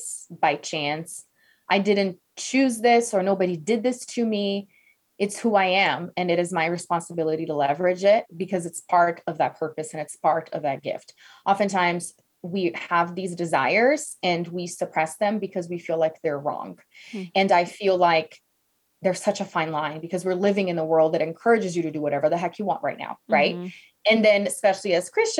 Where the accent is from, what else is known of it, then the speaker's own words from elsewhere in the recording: Brazil; English is a second language; moved away; I'm from Brazil originally.